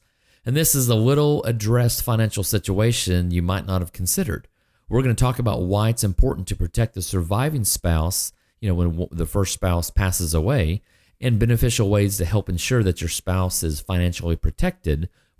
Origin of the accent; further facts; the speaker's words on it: Ardmore, United States; I grew up in Ardmore